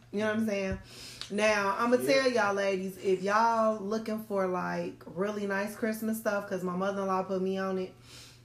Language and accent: English; Chicago, Illinois, United States; we are from Chicago